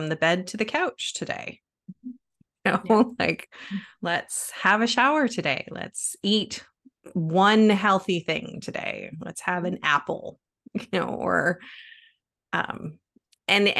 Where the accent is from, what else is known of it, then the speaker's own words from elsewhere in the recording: Canada; moved away; I'm originally from Canada, and we used to have this show on TV when I was little